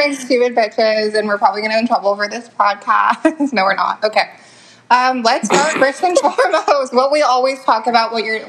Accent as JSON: {"language": "English", "region": "Kentucky", "country": "United States", "said": "We're from Kentucky."}